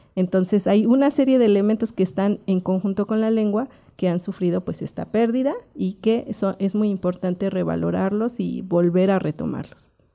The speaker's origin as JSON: {"language": "Spanish", "town": "Cuautlancingo", "region": "Puebla", "country": "Mexico", "said": "Yo soy de la localidad de Cuautlancingo"}